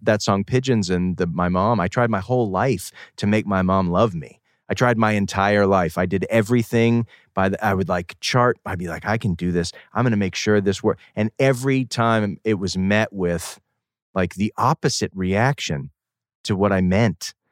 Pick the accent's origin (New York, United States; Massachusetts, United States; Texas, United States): Massachusetts, United States; Boston; moved away as an adult; now in San Francisco, United States; I come from Boston, outside of Boston, New England, boarding school